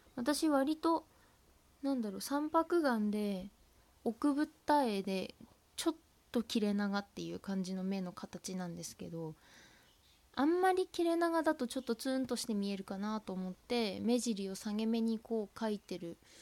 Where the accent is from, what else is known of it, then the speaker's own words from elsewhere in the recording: Tohoku, Japan; accent: Tohoku dialect; 私は生粋のあの東北なまりですので